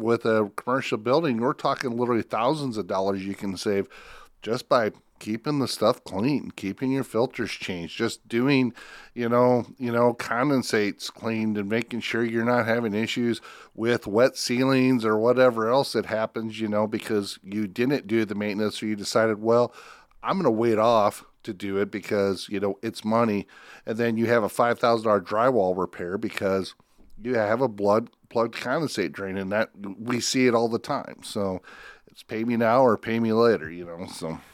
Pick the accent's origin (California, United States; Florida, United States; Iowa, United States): Iowa, United States; Spencer; I grew up in Spencer